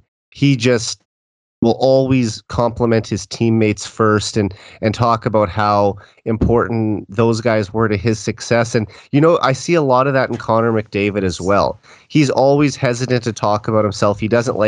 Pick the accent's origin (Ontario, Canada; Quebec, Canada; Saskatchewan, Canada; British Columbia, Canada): Saskatchewan, Canada; Saskatoon; my hometown of Saskatoon